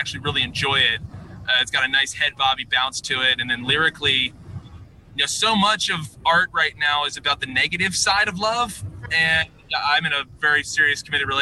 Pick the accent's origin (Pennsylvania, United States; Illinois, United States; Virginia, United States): Virginia, United States; Richmond; moved away as an adult; also born or lived in New York; now in Nashville, United States; we're originally from Richmond, Virginia